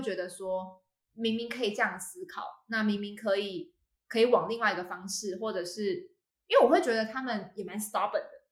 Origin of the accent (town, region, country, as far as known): Taiwan; also born or lived in United Kingdom